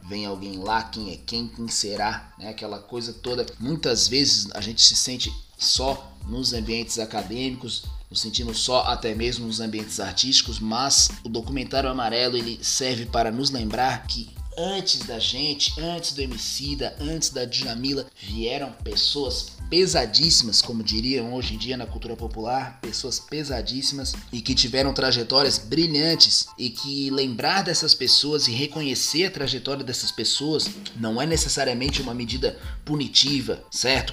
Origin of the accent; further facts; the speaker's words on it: Brazil; Nós estamos no Brasil, nós somos brasileiros